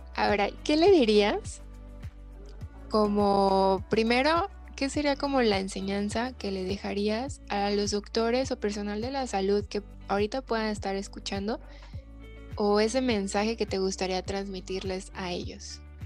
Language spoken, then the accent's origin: Spanish; Guadalajara, Jalisco, Mexico; somos de Guadalajara y aquí son dos instituciones principales